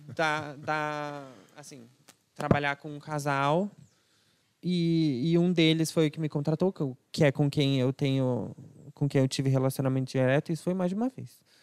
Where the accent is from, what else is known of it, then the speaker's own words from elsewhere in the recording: São Paulo, Brazil; also born or lived in Alphaville; Eu fui nascido, criado, crescido aqui em São Paulo, até o meio da minha adolescência, mais ou menos.